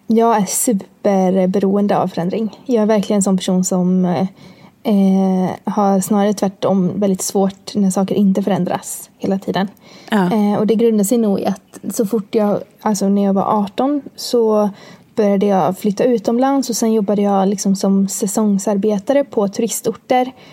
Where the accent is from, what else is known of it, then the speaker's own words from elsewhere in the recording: Borås, Västra Götaland, Sweden; bor jag med min sambo i Borås, där jag kommer ifrån